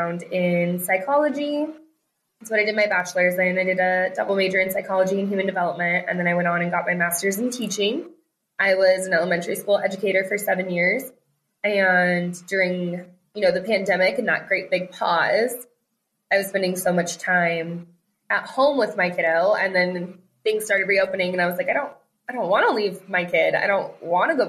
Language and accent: English; Colorado, United States; moved away as an adult; also born or lived in Texas; now in Arizona, United States; We live in Arizona, but we are originally from Colorado